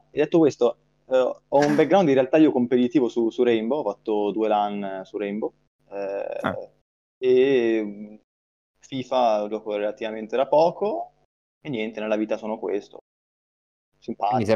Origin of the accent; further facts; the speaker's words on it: Novara, Piedmont, Italy; Eh, sono di Novara, studio a due anni management dell'informazione e comunicazione aziendale a Torino